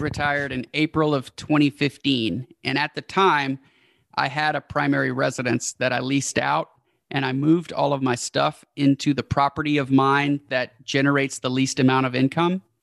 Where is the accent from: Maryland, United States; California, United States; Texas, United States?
Texas, United States; Houston; the hometown where we're from, which is Houston